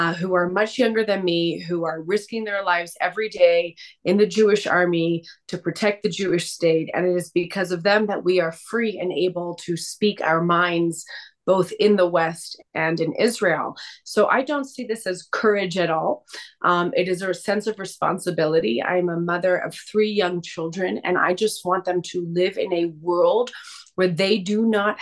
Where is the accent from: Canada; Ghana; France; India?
Canada; I was born and raised in Canada.